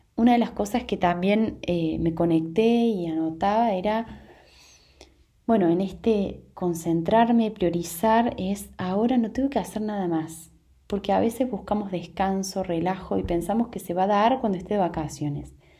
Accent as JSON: {"language": "Spanish", "country": "Argentina", "also_born_or_lived": "Córdoba Province", "said": "en mi país estamos en, en momento de elecciones"}